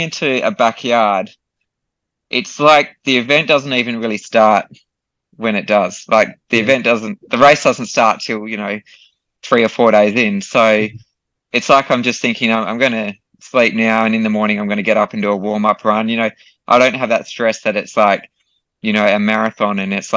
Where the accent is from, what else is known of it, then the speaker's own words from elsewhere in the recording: Australia; in my home country